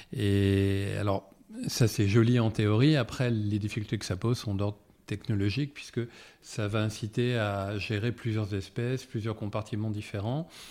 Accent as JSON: {"language": "French", "town": "Paris", "region": "Île-de-France", "country": "France", "also_born_or_lived": "Loir-et-Cher (family roots, Sologne)", "said": "comme beaucoup de Parisiens, euh, j'ai des, racines en région et moi je suis issu de l'Orécher, où ma famille est dans le secteur agricole depuis quatre générations"}